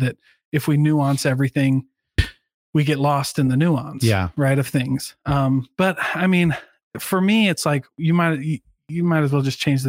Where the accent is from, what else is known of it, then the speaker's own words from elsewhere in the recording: Iowa, United States; I'm originally from Iowa.